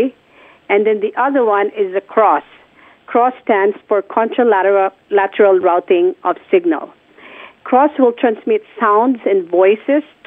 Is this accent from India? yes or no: no; Philippines; moved away; I was already working at a hearing clinic in my hometown, which is the Philippines.